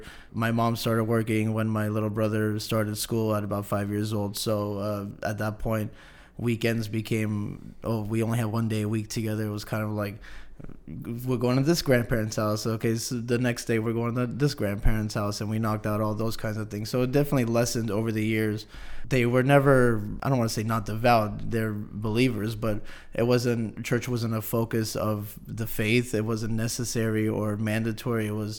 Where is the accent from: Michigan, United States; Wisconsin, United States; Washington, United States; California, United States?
California, United States; San Jose; now in Turlock, United States; Grew up in the big city, moved out here to the Cuts, and it was a very big culture shock.